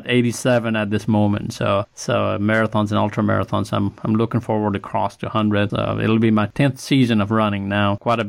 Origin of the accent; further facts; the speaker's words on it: Nepal; now in Birmingham, United States; So I'm originally from Nepal.